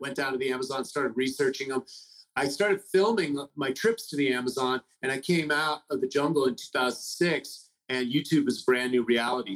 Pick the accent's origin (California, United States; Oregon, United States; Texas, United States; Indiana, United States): California, United States; San Francisco; I grew up in the Haight Ashbury in the 60s.